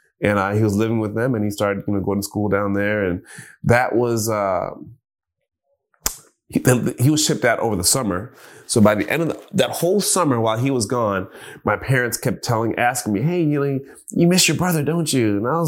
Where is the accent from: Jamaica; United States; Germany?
Jamaica; But it wasn't before long that I started appreciating just living, you know, being Jamaican, just living and appreciating the smaller things